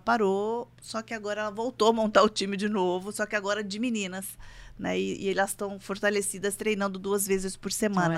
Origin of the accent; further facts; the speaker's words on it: Itajubá, Minas Gerais, Brazil; now in São José dos Campos, Brazil; eu sou do interior, eu sou de Minas, eu sou de Itajubá